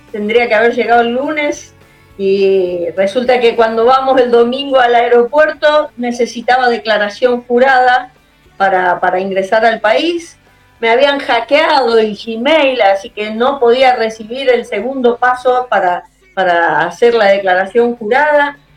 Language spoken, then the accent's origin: Spanish; Argentina; moved away; cuando yo voy a mi pueblo, Salada